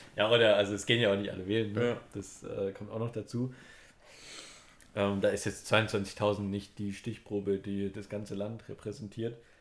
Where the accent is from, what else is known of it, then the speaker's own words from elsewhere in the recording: Germany; wir als Deutsche